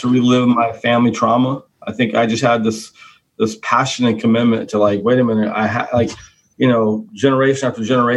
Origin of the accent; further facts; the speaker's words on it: Stockton, California, United States; I grew up in Stockton, California